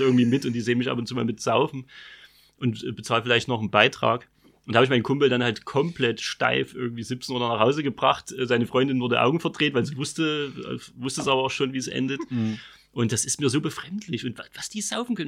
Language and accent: German; Vogtland, Saxony, Germany; moved away; ich komme schon aus dem Dorf. Also meine Heimatdörfchen hat 3000 äh, Einwohner, vogtländischer Speckgürtel